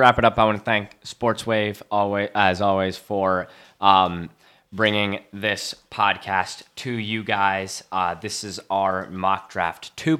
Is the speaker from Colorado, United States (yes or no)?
no; Connecticut, United States; Connecticut, where I'm from